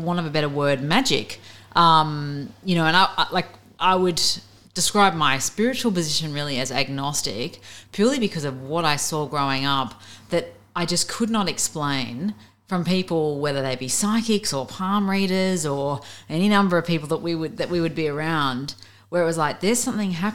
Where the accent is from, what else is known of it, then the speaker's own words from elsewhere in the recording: Avalon, New South Wales, Australia; moved away as an adult; also born or lived in Beirut; I was born on the Northern Beaches. I grew up in Avalon.